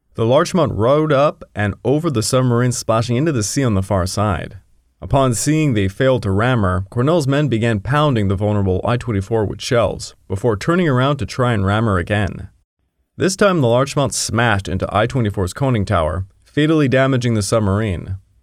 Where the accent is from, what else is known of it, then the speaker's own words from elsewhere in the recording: Quebec, Canada; I am from Quebec